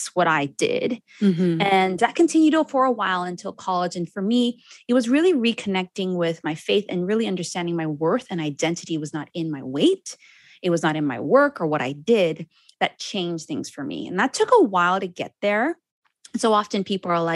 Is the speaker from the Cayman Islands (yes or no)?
yes; Cayman Islands; I'm from the Cayman Islands.